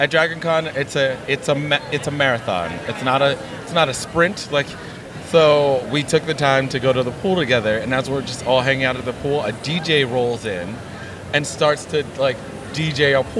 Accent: New York City, New York, United States; New York City, born and raised in Harlem

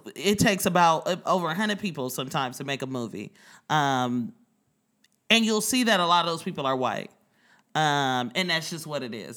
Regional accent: Oakland, California, United States; now in New York, United States; I'm from Oakland

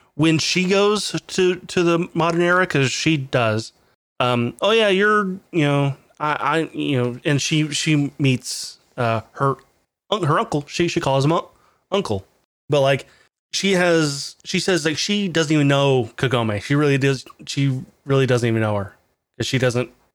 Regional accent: United States; as an American

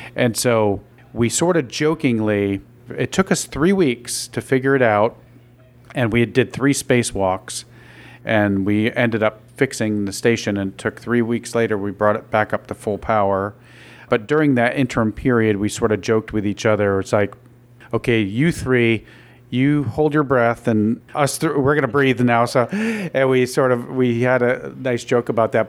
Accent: Binghamton, New York, United States; I grew up in Binghamton

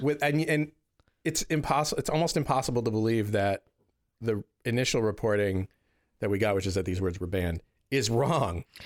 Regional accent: Northeast, United States; being from the Northeast

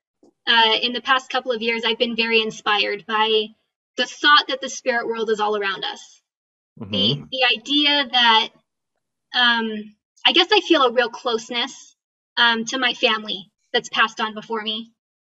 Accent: California, United States; moved away as an adult; also born or lived in Utah County, Utah; now in Utah, United States; I grew up in California

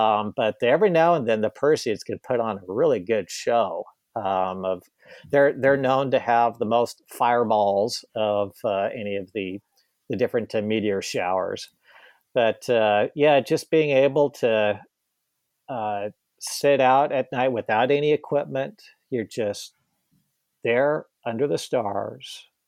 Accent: Boise, Idaho, United States; growing up in Boise, Idaho.

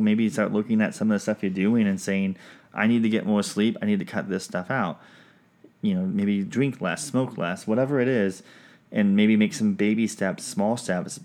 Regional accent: Pacific Northwest, United States; also born or lived in Washington; now in Georgia, United States; I'm from the Pacific, Pacific Northwest.

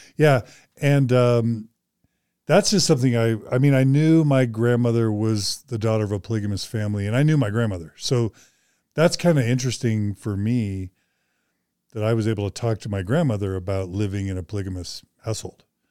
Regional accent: Houston, Texas, United States; also born or lived in Boise, Idaho / Dallas, Texas; I was born in Boise, I was raised mostly in Texas. six years in Dallas and, like, twelve years in Houston or Katy

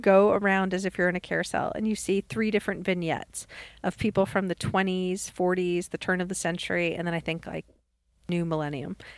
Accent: New York, United States; now in Birmingham, United States; when I was growing up in New York

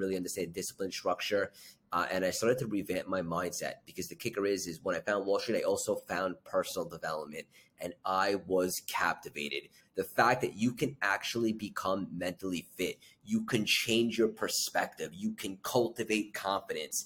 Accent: Long Island, New York, United States; I grew up in Long Island.

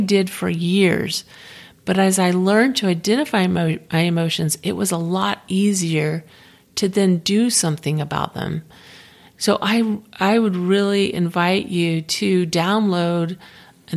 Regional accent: Florida, United States; moved away; I'm originally from Florida

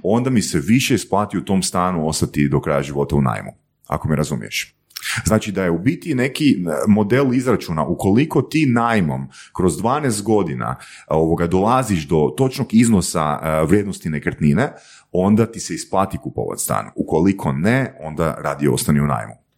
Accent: Varaždin, Varaždin County, Croatia; now in Zagreb, Croatia; Ja sam iz Varaždina rodom

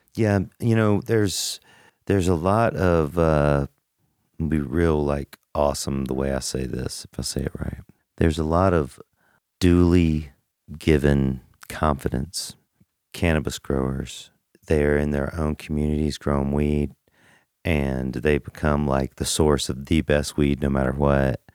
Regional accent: Macon, Georgia, United States; I'm from Macon, Georgia. Mac Town

